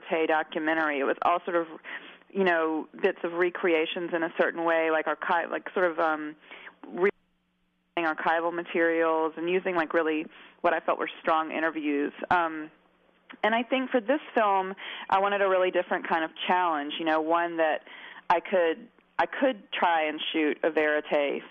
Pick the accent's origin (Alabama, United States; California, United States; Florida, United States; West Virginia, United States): Alabama, United States; Mobile; when you're a kid growing up in Mobile